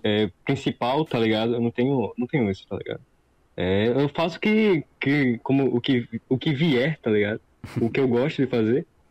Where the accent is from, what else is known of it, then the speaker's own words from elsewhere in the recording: Northeast Region, Brazil; Eu sou do Nordeste